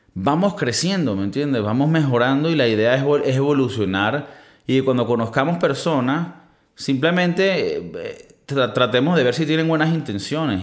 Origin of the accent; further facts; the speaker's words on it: Venezuela; now in Spain; en mi país, en mi, país somos muy fértil. Y esto es algo también creo que de Latinoamérica, pero en Venezuela somos muy fértil.